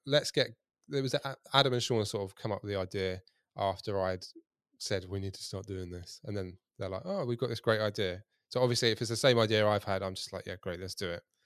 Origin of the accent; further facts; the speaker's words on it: Kent, South East England, United Kingdom; now in Hampshire, United Kingdom; I'm from Kent